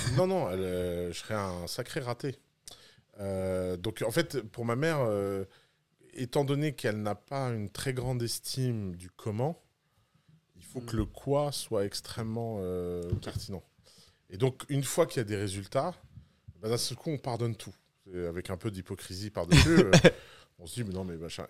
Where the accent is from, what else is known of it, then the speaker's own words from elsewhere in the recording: Tours, Centre-Val de Loire, France; also born or lived in Bordeaux; now in Dubai, United Arab Emirates; j'ai grandi à Tours